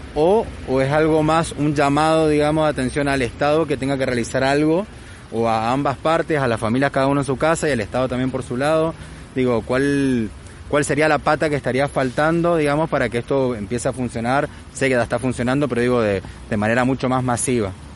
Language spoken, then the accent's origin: Spanish; Argentina; me siento súper argentino y súper orgulloso